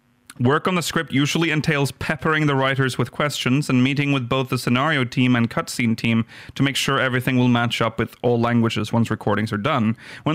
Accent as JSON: {"language": "English", "country": "France", "tie": "born or raised there", "second_language": "English", "said": "Growing up in France in the late 80s, early 90s, you got to see a whole lot of Japanese anime on TV."}